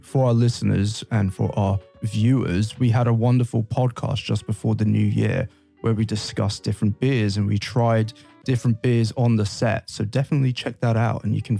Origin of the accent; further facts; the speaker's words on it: London, United Kingdom; moved away; I'm from London